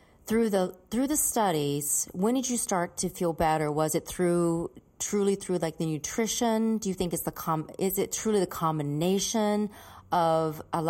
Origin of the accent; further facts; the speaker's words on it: North Carolina, United States; now in Los Angeles, United States; I live in LA still, so you know what it's like to live here. I'm from North Carolina, and it's night and day